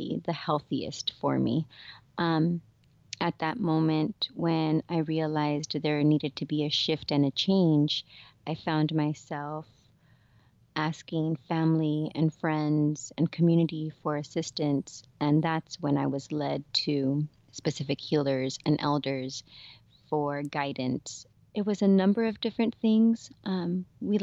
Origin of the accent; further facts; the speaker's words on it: South Gate, California, United States; I grew up in Southeast LA in a city called Southgate